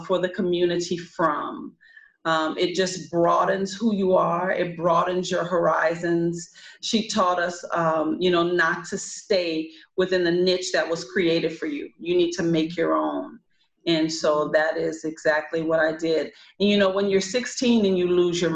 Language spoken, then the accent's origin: English; New Orleans, Louisiana, United States; moved away as an adult; also born or lived in Los Angeles, California; I come to you from New Orleans, Louisiana. I have not lived home since I was 18 years old.